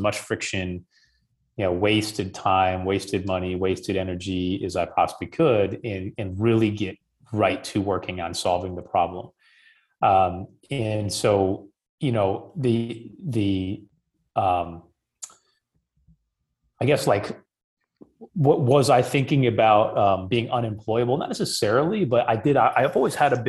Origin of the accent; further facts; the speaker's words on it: Midwest, United States; where I grew up in the Midwest